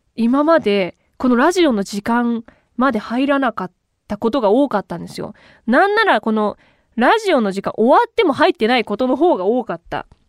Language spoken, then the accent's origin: Japanese; Kuwana, Mie, Japan; now in Tokyo, Japan; 三重からこっちに